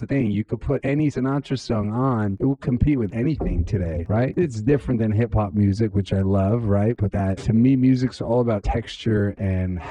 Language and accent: English; Jerusalem, Jerusalem District, Israel; also born or lived in New York; came from a really religious family growing up in Jerusalem